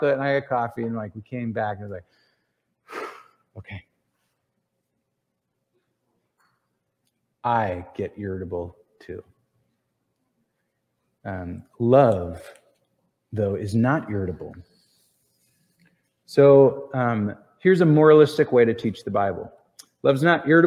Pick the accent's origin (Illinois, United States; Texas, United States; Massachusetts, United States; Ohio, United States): Ohio, United States; we're from Ohio